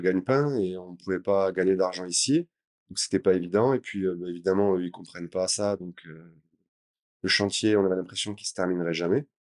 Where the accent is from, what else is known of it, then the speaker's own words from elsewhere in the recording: Gruissan, Occitania, France; moved away as an adult; now in Sri Lanka; à la base, je suis du sud de la France, je suis de Grissin, côté de Narbonne